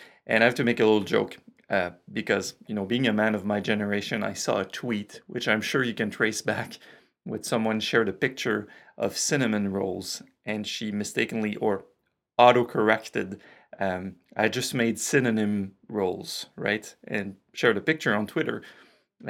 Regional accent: Canada; accent: French Canadian; my French Canadian accent

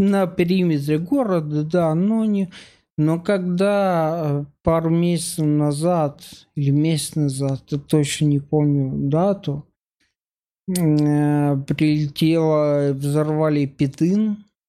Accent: Mykolaiv, Mykolaiv Oblast, Ukraine; moved away as an adult; now in Moscow, Russia; я из Украины, я последние шесть лет живу в России

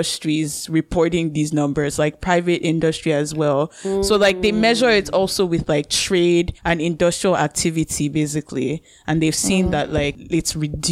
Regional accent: Nigeria; moved away

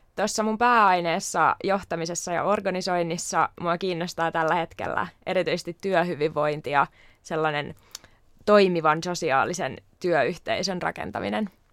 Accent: Turku, Southwest Finland, Finland; täältä Turusta myös kotoisin

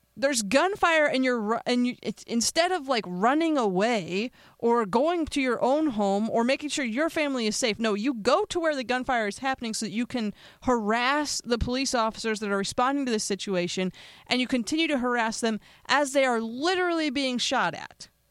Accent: Pennsylvania, United States; now in Las Vegas, United States; my home state of Pennsylvania.

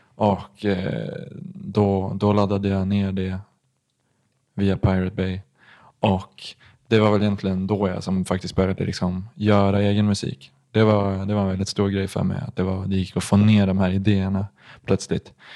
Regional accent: Gothenburg, Västra Götaland, Sweden; jag är född i Göteborg

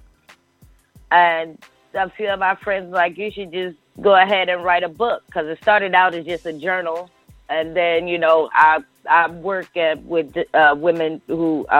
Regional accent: Houston, Texas, United States; moved away as an adult; now in Atlanta, United States; I'm a DJ from Houston, and I've moved to Atlanta in 2014

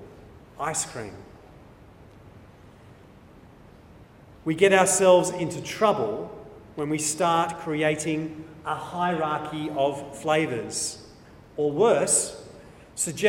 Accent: New South Wales, Australia; I'm an Australian. I'm an Anglo-Australian. I'm a New South Welshman

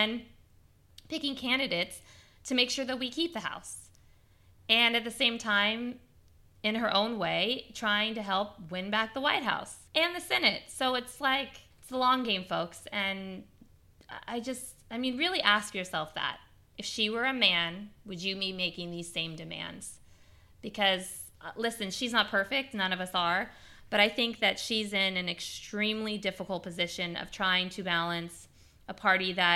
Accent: Bay Area, California, United States; I am a girl from the Bay Area

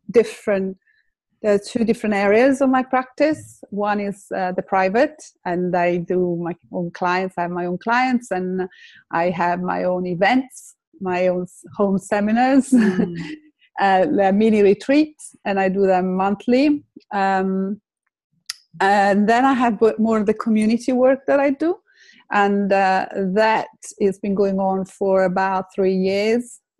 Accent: Lake Como, Lombardy, Italy; English is a second language; moved away as an adult; now in London, United Kingdom; I have I'm Italian. I come from Lake Como, but I've been in, in, in London for uh, 30 years. I came to learn English and then I stayed

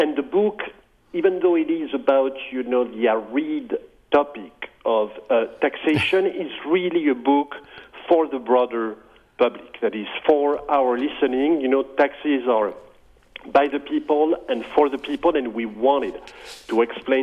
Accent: France; moved away as an adult; now in United States; I grew up in France, and I started studying mathematics

